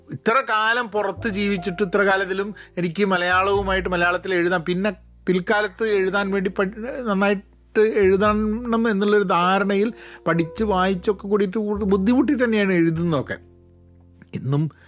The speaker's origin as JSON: {"language": "Malayalam", "town": "Kozhikode", "region": "Kerala", "country": "India", "tie": "born or raised there", "also_born_or_lived": "Dubai", "first_language": "Malayalam", "moved": "as an adult", "lives_now": "United States", "said": "ഞാൻ ജനിച്ചതും വളർന്നതും കേരളത്തിലാണ്"}